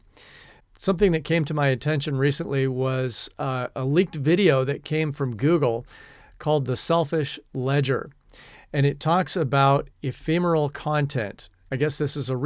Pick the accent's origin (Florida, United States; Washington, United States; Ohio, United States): Washington, United States; now in New Zealand; my home state of Washington State